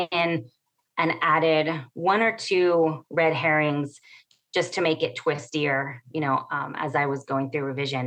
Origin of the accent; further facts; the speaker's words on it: Imperial Valley, California, United States; now in San Diego, United States; where I grew up in the Imperial Valley, which is on the Mexicali border